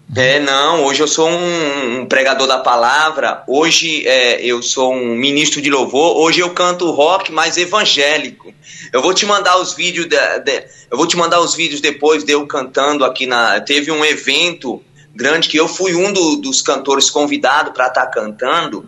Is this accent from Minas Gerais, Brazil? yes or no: no; Ilhéus, Bahia, Brazil; moved away; also born or lived in São Paulo / Diadema; eu sou natural de Ilhéus, Bahia